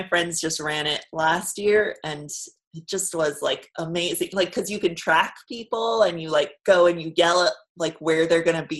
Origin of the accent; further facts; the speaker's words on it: New York City, New York, United States; I'm from New York, New York City.